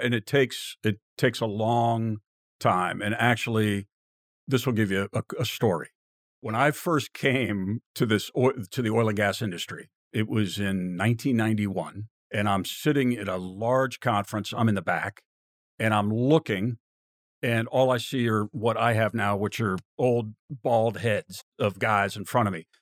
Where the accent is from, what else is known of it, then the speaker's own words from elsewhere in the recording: Virginia, United States; I grew up in Virginia